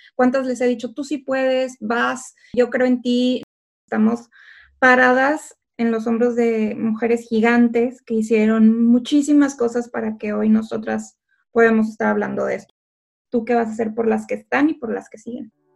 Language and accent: Spanish; Ciudad Victoria, Tamaulipas, Mexico; moved away as an adult; now in Cambridge, United Kingdom; Nací y crecí en Ciudad Victoria, Tamaulipas